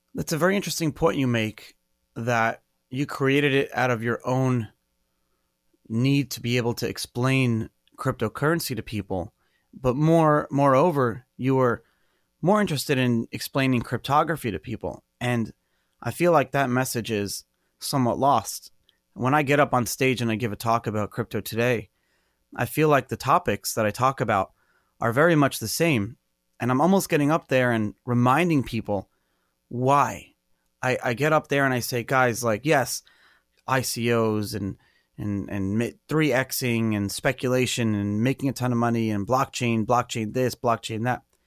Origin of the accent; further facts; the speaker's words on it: New York City, New York, United States; growing up in Brooklyn, not really around water